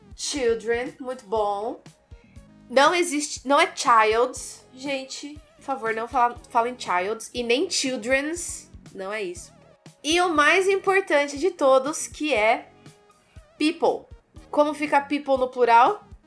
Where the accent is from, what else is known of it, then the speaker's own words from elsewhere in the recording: Brazil; Nós, como moradores do Brasil